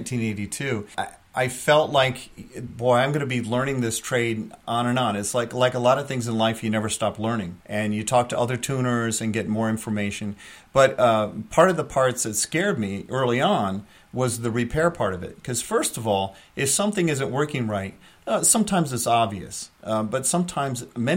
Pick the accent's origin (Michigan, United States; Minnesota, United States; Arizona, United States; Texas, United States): Michigan, United States; moved away as an adult; now in Hudson Valley, United States; I'm from Michigan originally. I grew up in Michigan, went to University of Michigan for my bachelor's degree in music education.